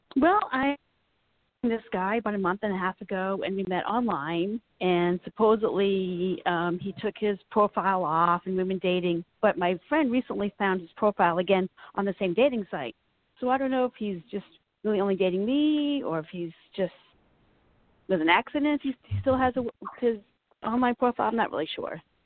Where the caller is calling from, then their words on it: Virginia, United States; I'm calling from Virginia